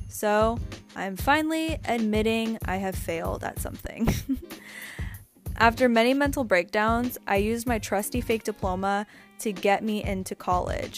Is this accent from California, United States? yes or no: yes; San Francisco Bay Area, California, United States; I grew up in the San Francisco Bay Area